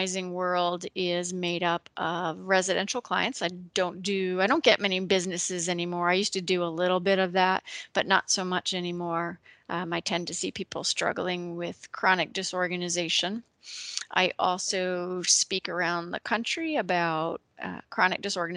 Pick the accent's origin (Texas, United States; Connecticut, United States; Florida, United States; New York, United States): Connecticut, United States; moved away as an adult; now in Ohio, United States; I am originally from Connecticut.